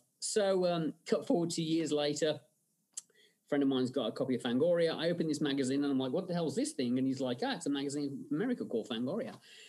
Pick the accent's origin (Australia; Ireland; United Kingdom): United Kingdom; England; growing up in England, you know, my parents' way of kind of keeping me in line was, you know, do I get to watch the Hammer horror film on a Friday night?